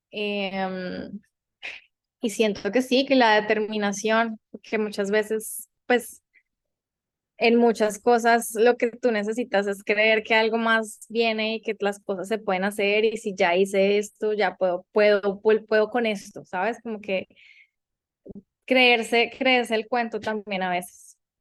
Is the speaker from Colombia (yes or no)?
yes; Colombia; moved away as an adult; also born or lived in New York; now in United States; mi tierra, Colombia